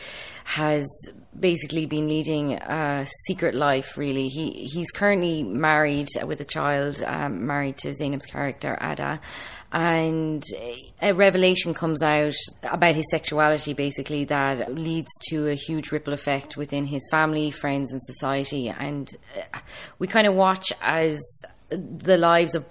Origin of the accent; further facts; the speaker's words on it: Ireland; I'm being from Ireland